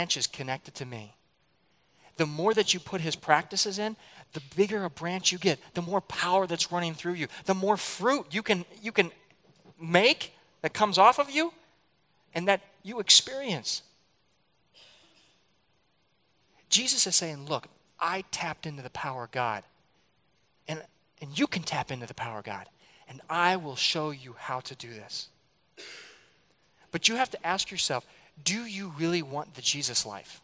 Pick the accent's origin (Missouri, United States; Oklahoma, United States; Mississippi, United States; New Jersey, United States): Missouri, United States; St. Louis; I grew up in St. Louis